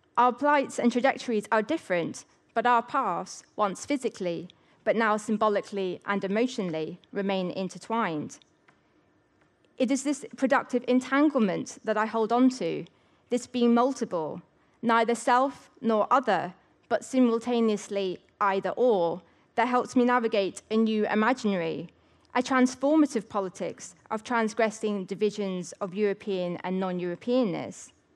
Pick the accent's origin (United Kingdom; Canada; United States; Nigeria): United Kingdom; England; I am English, yet not fully.